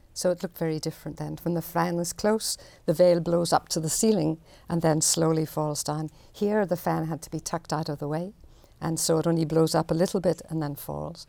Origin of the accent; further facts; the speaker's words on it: Belfast, Northern Ireland, United Kingdom; moved away; I grew up in Belfast